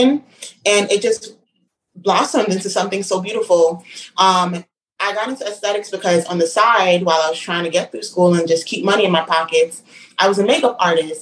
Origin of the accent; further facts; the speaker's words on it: New York City, New York, United States; I'm born and raised in Brooklyn, specifically in Flatbush.